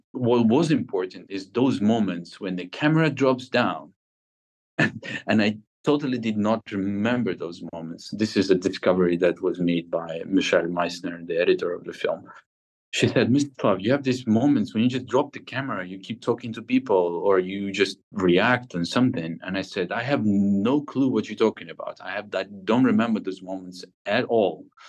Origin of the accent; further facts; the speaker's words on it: Kharkiv, Kharkiv Oblast, Ukraine; I am from Kharkiv, which is a very similar industrial city uh, next to Russia.